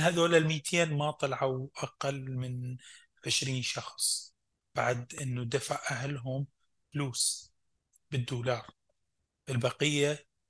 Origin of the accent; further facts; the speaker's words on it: Fallujah, Al Anbar, Iraq; moved away; also born or lived in Baghdad, Iraq; انا ابقى عراقي